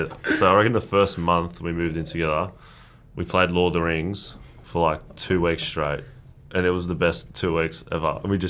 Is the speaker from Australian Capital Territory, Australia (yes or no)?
yes; Canberra, Australian Capital Territory, Australia; first language Croatian; now in Melbourne, Australia; Growing up in Canberra, I was away from majority of my family who live in Melbourne here.